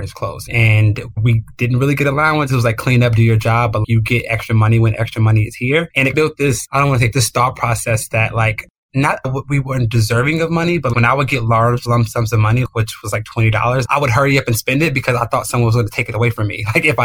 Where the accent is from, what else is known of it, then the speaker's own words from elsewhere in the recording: Chicago, Illinois, United States; I grew up on the South Side of Chicago in a pretty impoverished neighborhood